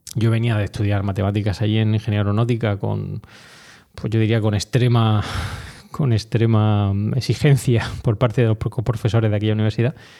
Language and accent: Spanish; Orihuela, Valencian Community, Spain; moved away as an adult; also born or lived in Granada / Madrid; yo fui desde Orihuela, eh, mi ciudad em, no natal, pues sabes que soy granadino, pero bueno, realmente la ciudad donde he desarrollado toda mi infancia, donde he estado toda mi infancia